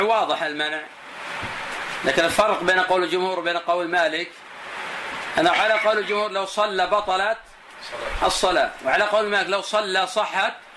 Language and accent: Arabic; Buraidah, Al-Qassim, Saudi Arabia; الناس عندنا في البلد عندنا في بريدة